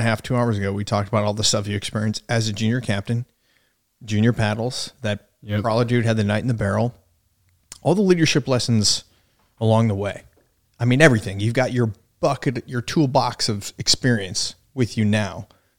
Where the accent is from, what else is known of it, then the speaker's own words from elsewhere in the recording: Yuma, Arizona, United States; We are from Yuma, Arizona.